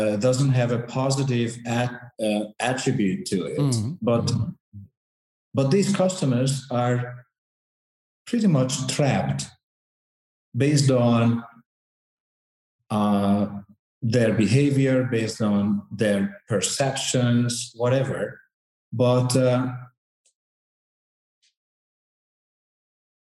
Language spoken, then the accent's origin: English; Hungary; now in Santiago; my home country, Hungary.